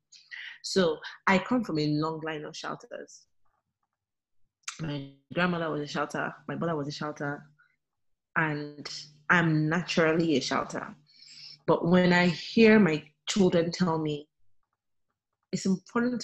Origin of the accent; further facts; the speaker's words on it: Nigeria; being a Nigerian, our languages